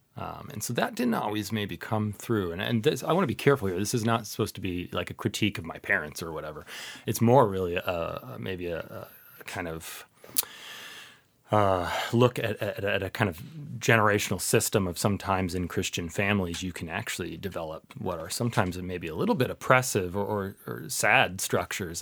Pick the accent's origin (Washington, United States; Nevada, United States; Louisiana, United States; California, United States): Washington, United States; Seattle; moved away as an adult; also born or lived in Oxford, United Kingdom; now in Ohio, United States; I grew up in the Seattle area